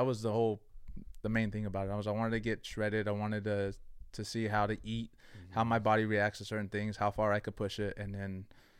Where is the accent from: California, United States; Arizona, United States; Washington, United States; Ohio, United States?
California, United States; San Jose; I grew up on South San Jose, Blossom Hill. So I grew up there. Went to school, Willow Glen. And then I transferred districts over here to the South. And I went to Oak Grove, Santa Teresa.